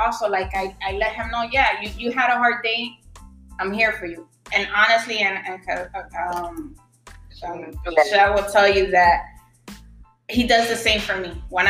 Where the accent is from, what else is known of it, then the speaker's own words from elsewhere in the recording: New York, United States; You know, being Hispanic, you come from that background that the woman is in the kitchen. And even though I am Hispanic, but I'm American. I was born in New York.